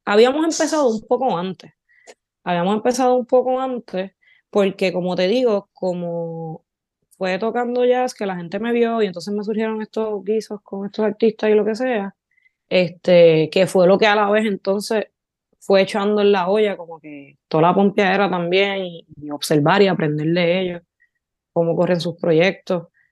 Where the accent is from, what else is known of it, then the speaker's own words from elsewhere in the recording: Barceloneta, Puerto Rico; also born or lived in Florida, Puerto Rico; yo me crié en los 90 en Florida y Barceloneta, Puerto Rico